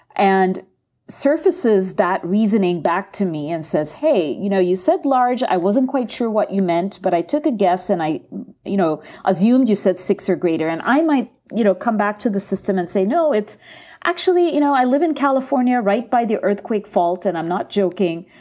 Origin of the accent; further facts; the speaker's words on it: India; moved away; from my home country, um, India